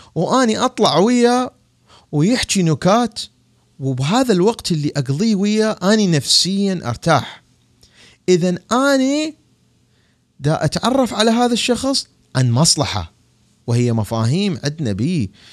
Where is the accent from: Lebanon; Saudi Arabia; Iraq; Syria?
Iraq; now in Washington, D.C., United States; بلدي العراق